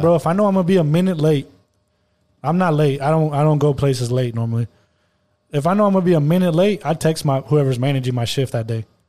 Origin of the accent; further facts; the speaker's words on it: Monterrey, Nuevo León, Mexico; first language Spanish; English is a second language; I was in Monterrey, like, six months out of the year until I was, like, eighteen